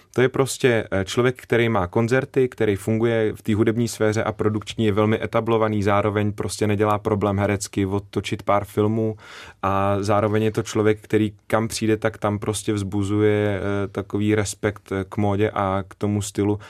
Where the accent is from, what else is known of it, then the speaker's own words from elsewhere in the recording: Záhorie, Bratislava Region, Slovakia; accent: Záhorie dialect; first language Slovak; Czech is a second language; also born or lived in Malacky; now in Czech Republic; já jsem z Pomoraví na slovenské straně, e, z městečka Kbeli